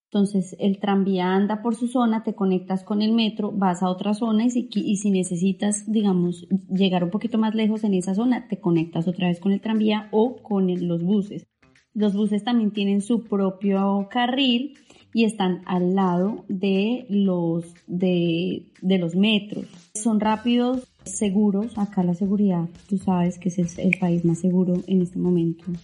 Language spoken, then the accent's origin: Spanish; Bogotá, Colombia; yo vengo de Bogotá, que Bogotá no tiene